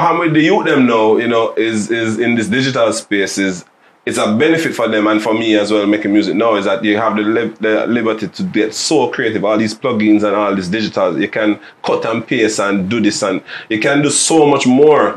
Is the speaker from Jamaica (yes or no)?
yes; Jamaica; we have as Jamaican artists and the hip hop space